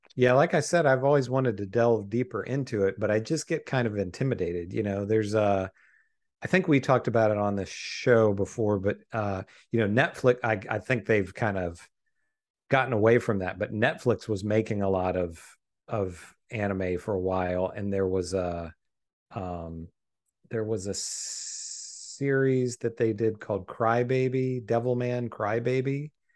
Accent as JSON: {"language": "English", "country": "United States", "said": "as an American viewer"}